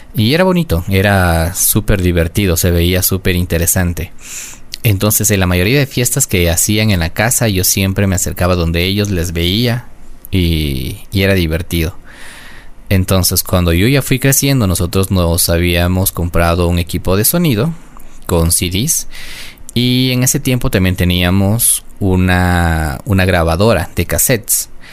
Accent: Quito, Pichincha, Ecuador; yo nací en Quito, de madre quiteña, de padre quiteño

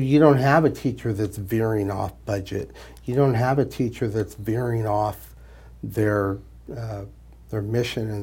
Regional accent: Bakersfield, California, United States; I grew up in here in Bakersfield

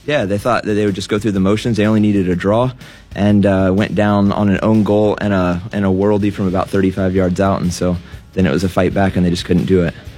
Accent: United States; growing up in the United States

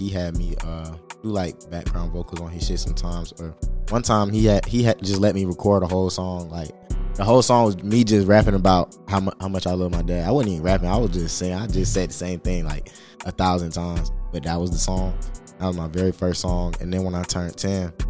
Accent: Atlanta, Georgia, United States; also born or lived in Smyrna, Georgia / South Fulton County, Georgia; I'm from Atlanta

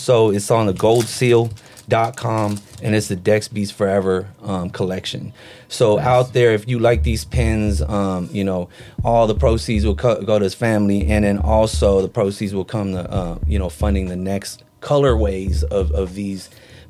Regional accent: Philippines; but I'm a Filipino motherfucker, so we got pasalubongs for the brothers.

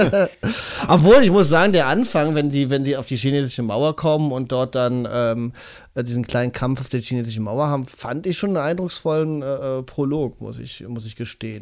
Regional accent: Cologne, North Rhine-Westphalia, Germany; wir als Kölner Jungs

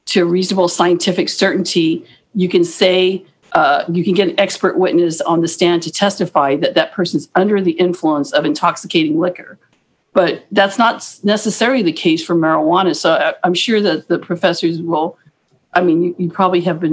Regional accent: Guam; also born or lived in Hawaii; I was born there, but I'm Chamorro. I'm from Guam. I'm Chamorro. I'm Pohnpeian, but I'm from Guam and I grew up on Guam

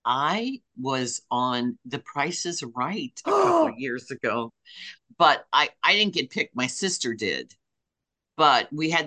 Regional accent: Midwest, United States; us Midwesterners

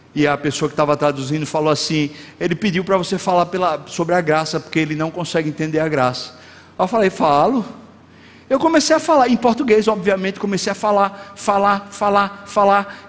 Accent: Recife, Pernambuco, Brazil; Eu nasci em Recife, portanto, se eu fosse me nominar, seria recifense. Eu sou brasileiro

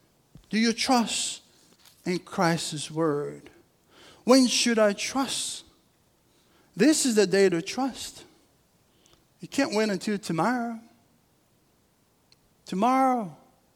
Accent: Rio de Janeiro, Brazil; moved away; I'm from Brazil. And I'm from a city called Rio in Brazil

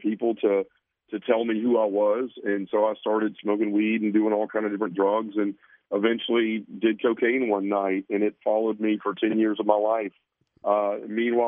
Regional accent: Memphis, Tennessee, United States; I was born and raised a Baptist in Memphis, Tennessee

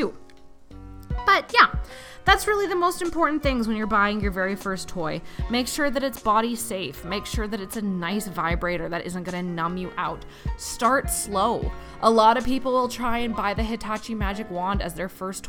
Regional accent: Canada; I'm from Canada

